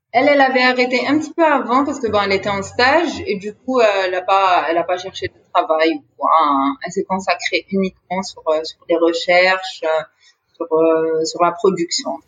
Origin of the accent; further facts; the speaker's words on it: Béjaïa Province, Algeria; nous, on est de Béjaïa